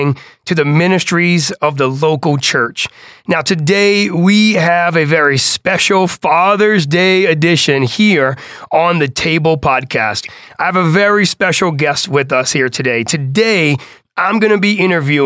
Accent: New Orleans, Louisiana, United States; growing up on the West Bank of New Orleans

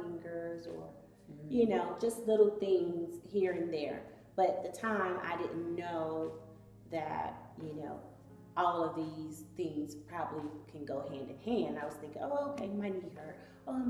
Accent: Atlanta, Georgia, United States; I'm originally from Atlanta, born and raised, Southwest Atlanta

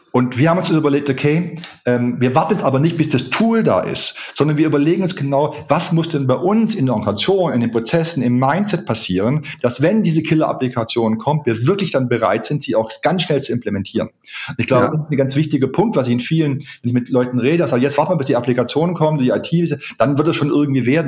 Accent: Ulm, Baden-Württemberg, Germany; moved away as an adult; also born or lived in Heidelberg; da war ich bei der Volkshochschule in Ulm

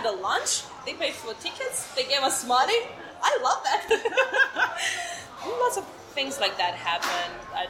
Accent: Netherlands; now in China; I'm from Holland, and I've lived in China for 4.5 years.

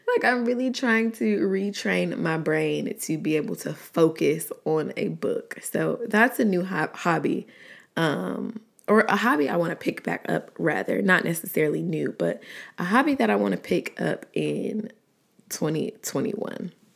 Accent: Atlanta, Georgia, United States; also born or lived in College Park, Georgia / Riverdale, Georgia; I was born and raised in Atlanta, Georgia. Southside, more specifically

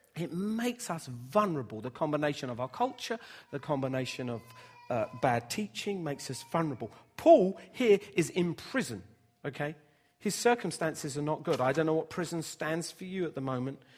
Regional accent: Bedford, East of England, United Kingdom; when I was growing up in Bedford

